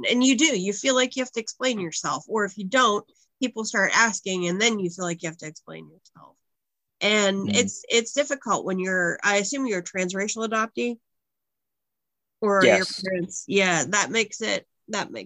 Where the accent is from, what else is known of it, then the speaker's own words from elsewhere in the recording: United States; I grew up in the States.